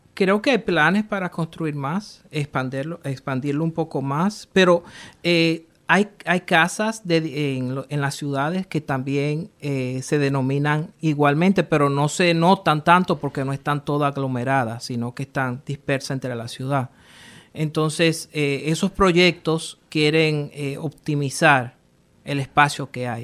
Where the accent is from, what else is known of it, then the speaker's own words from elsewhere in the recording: Rhode Island, United States; also born or lived in New York / Dominican Republic (ancestry); crecí aquí casi toda mi vida